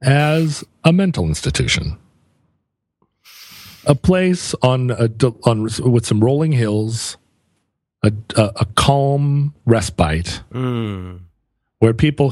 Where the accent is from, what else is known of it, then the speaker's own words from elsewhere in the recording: United States; Well, you know, I grew up on Capitol Hill here, where a lot of the people I knew and some of the people that I was in relationships with were also in the sex trades.